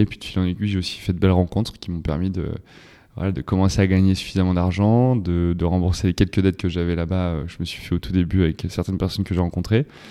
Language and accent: French; Loudun, Nouvelle-Aquitaine, France; je suis originaire de la Vienne, à Loudun